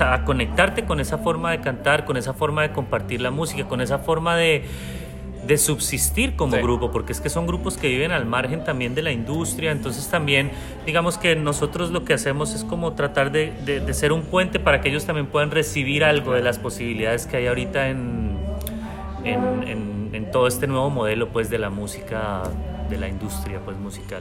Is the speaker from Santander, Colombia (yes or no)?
no; Bogotá, Colombia; now in Villa de Leyva, Colombia; yo crecí en Bogotá y ahorita estoy viviendo en Villa de Leiva